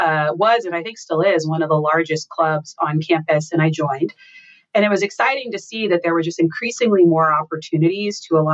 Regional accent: Texas, United States; moved away as an adult; also born or lived in St. Louis, Missouri / New York / Boston / Washington D.C.; I grew up in Texas

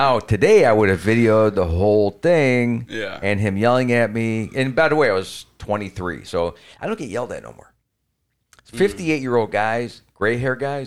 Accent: Cleveland, Ohio, United States; I'm from Cleveland

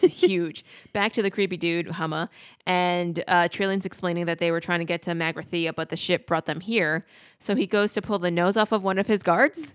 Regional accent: United States

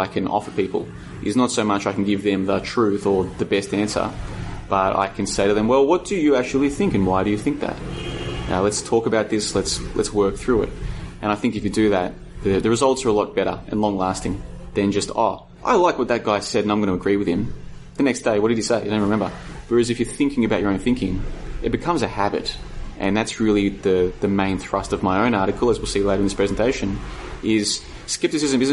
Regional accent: Australia; now in Vietnam; I'm from Australia

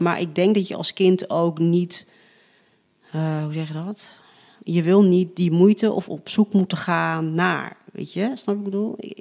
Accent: Netherlands; ik ben gewoon wel opgegroeid in een Nederlandse cultuur

